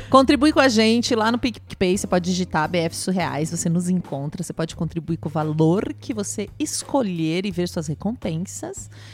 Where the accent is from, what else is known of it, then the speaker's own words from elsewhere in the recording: Pato Branco, Paraná, Brazil; moved away; Eu nasci em Pato Branco, lá em Pato Branco